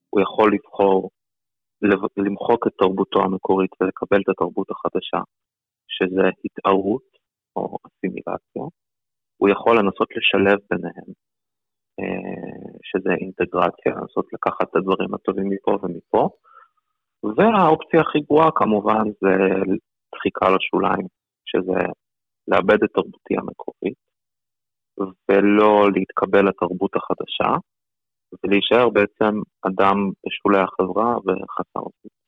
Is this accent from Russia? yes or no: yes; Saint Petersburg, Russia; born there; אני נולדתי בסן פטרבורג, זה בצפון